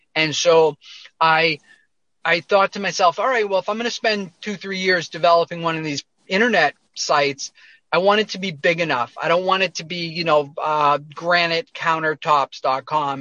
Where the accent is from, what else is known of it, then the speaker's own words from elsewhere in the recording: near Boston, Massachusetts, United States; I grew up uh, near Boston, outside of Boston, Massachusetts, in a suburb.